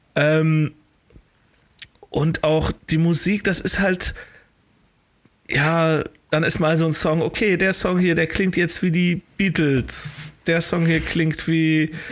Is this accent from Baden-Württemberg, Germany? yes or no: no; Cologne, North Rhine-Westphalia, Germany; als Kölner habe ich naturgemäß natürlich äh, zumindest ein bisschen was mit der LGBTQ-Bewegung zu tun